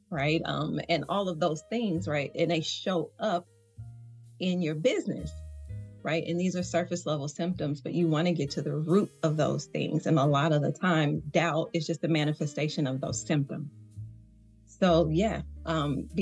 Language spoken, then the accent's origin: English; the South, Georgia, United States; accent: Southern; You probably hear the little Southern slang. So yeah, I'm coming from the South.